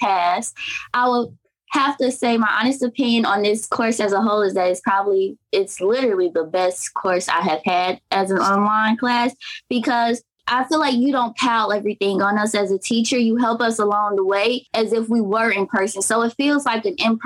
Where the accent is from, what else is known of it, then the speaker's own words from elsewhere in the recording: Crete, Illinois, United States; also born or lived in Gary, Indiana; I am from Gary, Indiana, but I was born and raised on the south side of Chicago in a particular city called Crete, Illinois